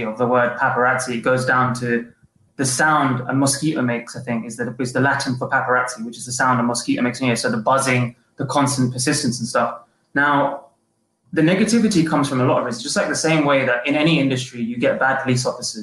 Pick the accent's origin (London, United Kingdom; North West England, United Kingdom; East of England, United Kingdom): London, United Kingdom; moved away as an adult; now in Los Angeles, United States; My life switched over to Los Angeles, but I was born and bred in London